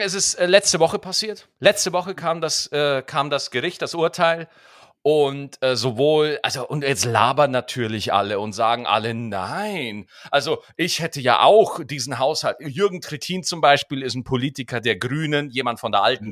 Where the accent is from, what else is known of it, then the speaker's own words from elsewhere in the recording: Schwarzach, Bavaria, Germany; Bei uns in Schwarzach